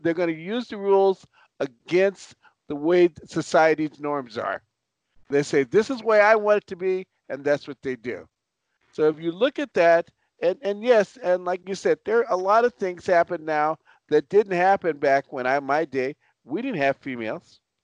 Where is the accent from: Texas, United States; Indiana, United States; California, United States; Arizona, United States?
California, United States; Los Angeles; also born or lived in Chicago; I was born in Chicago, raised in Los Angeles.